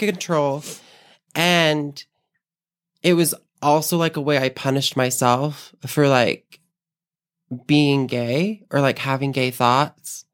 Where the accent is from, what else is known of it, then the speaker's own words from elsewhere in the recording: Lehi, Utah, United States; born and raised in Utah. Um, raised most of my life in Lehigh, Utah, of all places